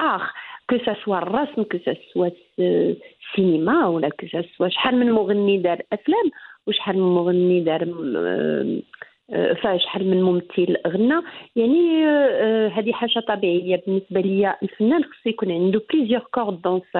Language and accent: Arabic; Casablanca, Casablanca-Settat, Morocco; الدار البيضاء بعدا هي مدينتي انا تزاديت وتولدت فيها وكبرت فيها